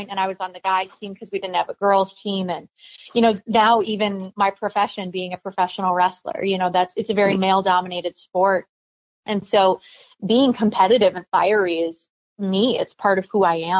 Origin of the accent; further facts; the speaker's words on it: Minnesota, United States; my home state team